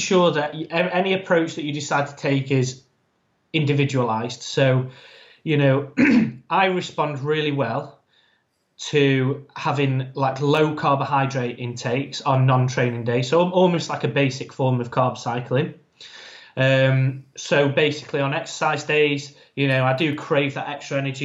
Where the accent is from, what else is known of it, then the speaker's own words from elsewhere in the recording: Ireland; I'm an Irish man, so there's a saying in my family